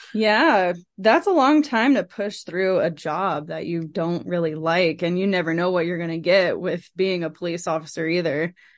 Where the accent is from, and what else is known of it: San Francisco Bay Area, California, United States; born or raised there